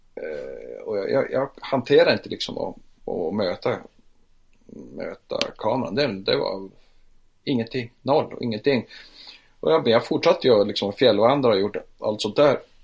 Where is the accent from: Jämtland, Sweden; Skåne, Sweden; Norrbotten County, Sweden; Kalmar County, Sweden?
Norrbotten County, Sweden; Piteå; Jag är född i Piteå så jag flyttade eh, till Piteå